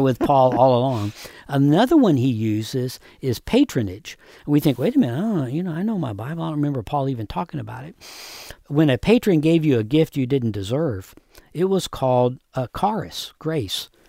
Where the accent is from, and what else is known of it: United States